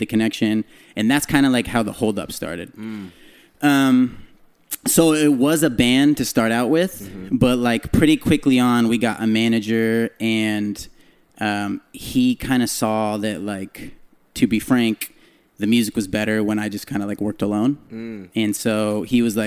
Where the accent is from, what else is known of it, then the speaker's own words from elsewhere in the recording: San Jose, California, United States; I'm from the Bay. I'm from San Jose